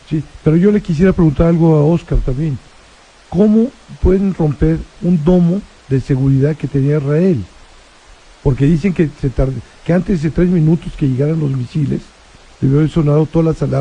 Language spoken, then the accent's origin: Spanish; Mexico; como mexicano